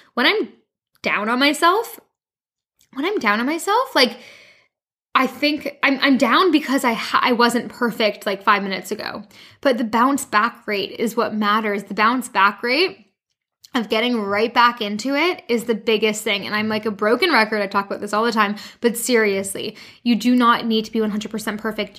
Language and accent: English; Canada; moved away as an adult; also born or lived in London, United Kingdom; now in France; I'm originally from Canada